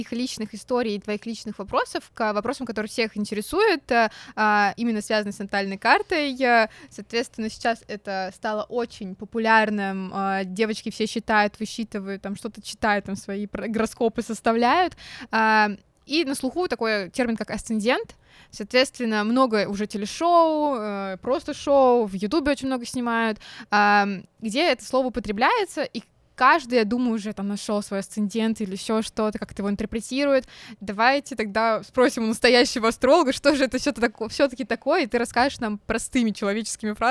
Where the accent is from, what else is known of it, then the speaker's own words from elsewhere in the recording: Nizhny Novgorod, Nizhny Novgorod Oblast, Russia; я в Нижнем родилась.